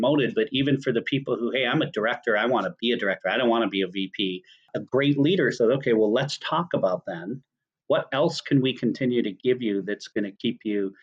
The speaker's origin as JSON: {"language": "English", "region": "Minnesota", "country": "United States", "said": "I'm from Minnesota."}